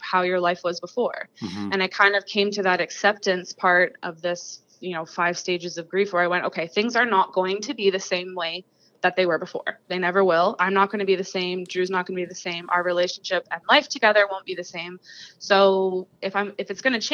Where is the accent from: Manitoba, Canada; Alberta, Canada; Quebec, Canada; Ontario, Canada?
Ontario, Canada; Huntsville; now in Peterborough, Canada; this small town version of it that I grew up surrounded by in Huntsville